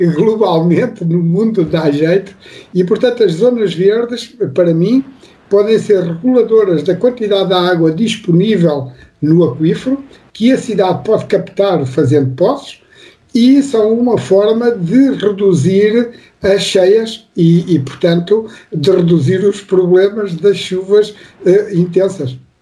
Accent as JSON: {"language": "Portuguese", "country": "Portugal", "tie": "born or raised there", "lives_now": "near Lisbon, Portugal", "said": "eu nasci numa, numa aldeia, como nós dizemos aqui em Portugal, vocês dizem aí no Brasil, uma cidadezinha do interior"}